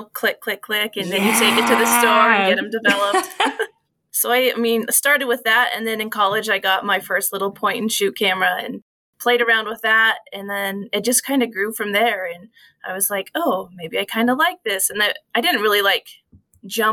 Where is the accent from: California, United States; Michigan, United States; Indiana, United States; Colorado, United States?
Colorado, United States; Howard; also born or lived in Salida; I went to school at Salida, grew up in Howard